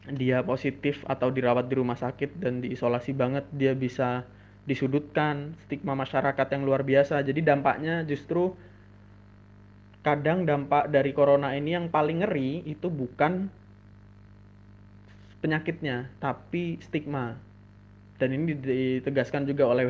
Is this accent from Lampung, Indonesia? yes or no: yes; Lampung, Indonesia; now in Yogyakarta, Indonesia; aku mudik aku dari Jogja mudik ke Lampung terus kemudian sampai di Lampung